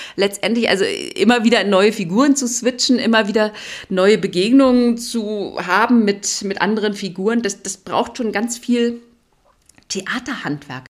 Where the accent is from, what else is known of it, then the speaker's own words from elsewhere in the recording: East Germany, Germany; ich bin ja in der DDR groß geworden